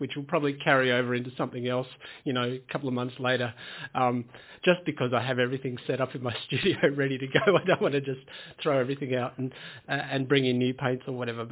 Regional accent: Tasmania, Australia; Yeah, I grew up in Tasmania. I grew up in a small farming town

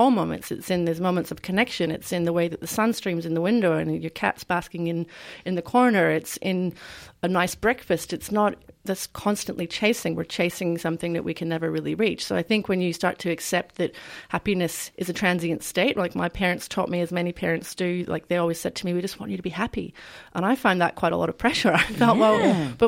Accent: Scotland, United Kingdom; now in Australia; I was a teenager growing up in Scotland

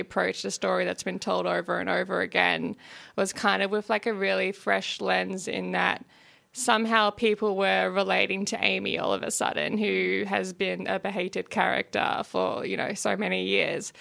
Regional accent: regional Victoria, Australia; my hometown in regional Victoria.

